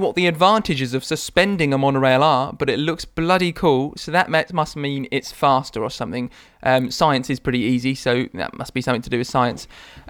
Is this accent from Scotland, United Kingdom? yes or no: no; Colchester, East of England, United Kingdom; I am from Colchester in Essex, and a local village just outside is called Fingeringhoe.